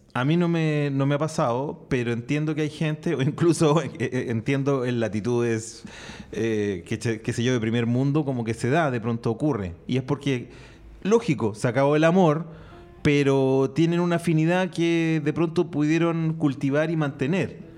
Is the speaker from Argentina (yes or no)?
no; Chile; porque era y porque soy chileno